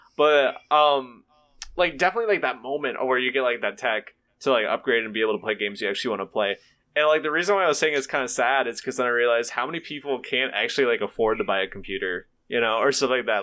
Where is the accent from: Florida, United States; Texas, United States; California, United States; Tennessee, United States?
Tennessee, United States; now in Ohio, United States; I'm originally from Tennessee